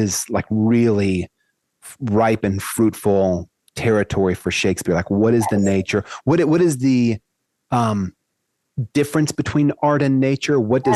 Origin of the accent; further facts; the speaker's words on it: the South, United States; I'm from the South